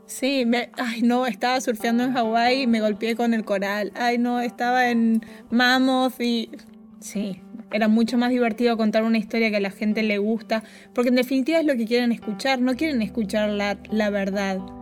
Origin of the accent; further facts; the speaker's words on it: Concordia, Entre Ríos, Argentina; moved away as an adult; now in Los Angeles, United States; soy de Entre Ríos y viste que en los pueblos chicos nos conocemos todos